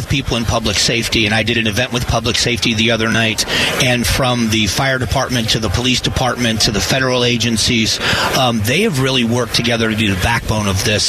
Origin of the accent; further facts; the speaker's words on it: Southwest Florida, United States; also born or lived in Arizona; now in Phoenix, United States; I grew up in Southwest Florida, a beautiful part of the country. I still have family and friends there. I have a lot there. And so part of it is it will always be kind of home to me.